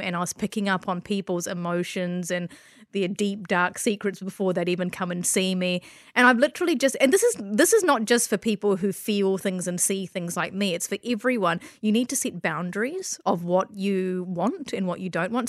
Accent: Christchurch, Canterbury, New Zealand; also born or lived in Malaysia; I grew up in Christchurch, and you can't see skin color on, on this podcast, but I was born in Malaysia, and I moved to Christchurch when I was four

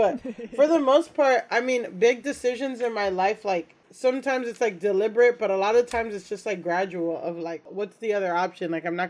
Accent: Hollywood, Florida, United States; moved away as an adult; also born or lived in Orange County, California / Japan / Dominican Republic (parents); now in New York, United States; I grew up outside of Miami, in Florida. It's technically not Miami, but it's like the greater Miami area. Mm-hmm. But it's not like a small like suburb with like one store. It's like a sprawling, you know, its own city. It's a place called Hollywood.

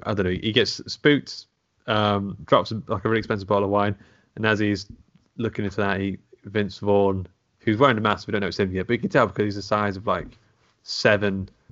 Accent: England, United Kingdom; born or raised there

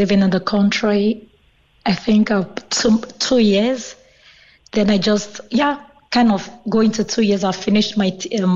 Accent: Nigeria; now in Cork, Ireland; in my home country

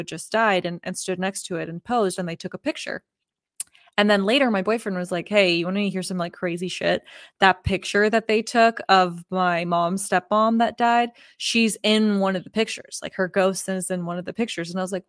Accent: Oklahoma, United States; also born or lived in Texas; I'm from Oklahoma and Texas, but Oklahoma has a really interesting background with all of the Native American tribes that were there.

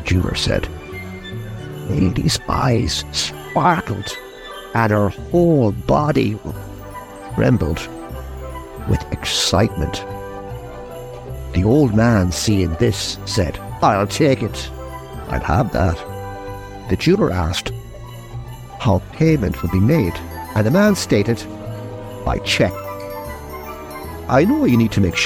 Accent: Ballina, County Mayo, Ireland; my hometown in Ballina

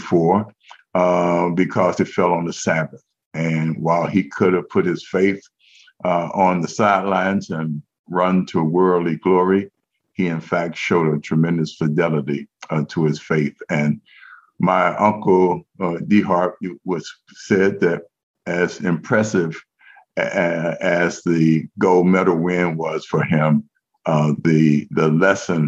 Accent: Cincinnati, Ohio, United States; I'm a native Cincinnatian

